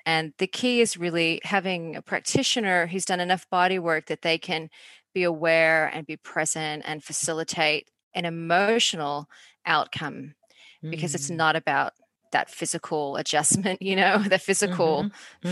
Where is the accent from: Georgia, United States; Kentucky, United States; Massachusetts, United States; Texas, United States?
Georgia, United States; Atlanta; moved away as an adult; now in Australia; Well, I'm in Australia, although I grew up in Atlanta